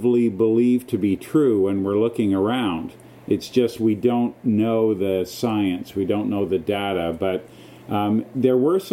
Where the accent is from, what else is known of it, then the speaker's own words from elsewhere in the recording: Canada; being Canadian